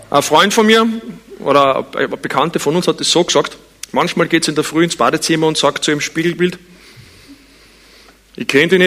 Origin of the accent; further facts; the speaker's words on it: Vienna, Austria; Ich bin in Wien geboren und aufgewachsen, aber es war nicht Absicht.